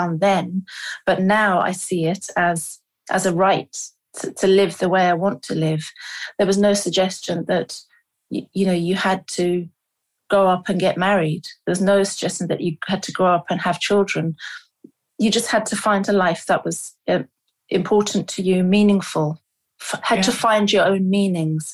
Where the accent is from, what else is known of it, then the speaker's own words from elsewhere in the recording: London, United Kingdom; also born or lived in Lahore, Pakistan; I was born in London, and then I think at about two and a half years of age, my parents